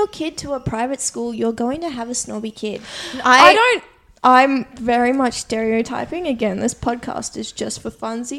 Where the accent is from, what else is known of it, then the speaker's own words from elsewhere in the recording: Brisbane, Queensland, Australia; I grew up in a city. Yeah, like I'm from Brizzy.